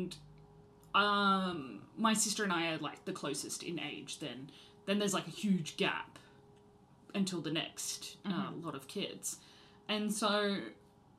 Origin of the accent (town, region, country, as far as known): Australia